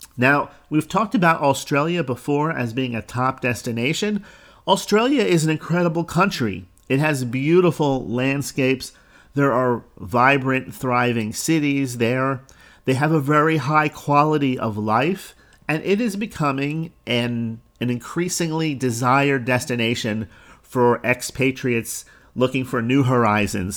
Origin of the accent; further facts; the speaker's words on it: Jersey Shore, New Jersey, United States; moved away; also born or lived in Florida; I grew up on the Jersey Shore, which was a huge tourist destination during the summertime.